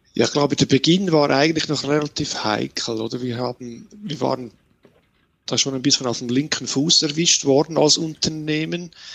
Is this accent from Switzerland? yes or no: yes; Switzerland; Bei uns in der Schweiz